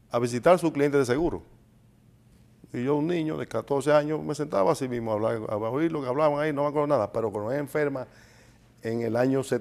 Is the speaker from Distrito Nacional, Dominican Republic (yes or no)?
no; Santiago de los Caballeros, Santiago, Dominican Republic; oriundo? Santiaguero. Sí. Nacido en Santiago. 100%.